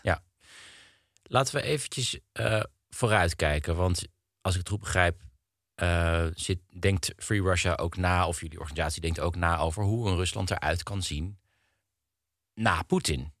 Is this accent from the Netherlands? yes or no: yes; Netherlands; wij als Nederlanders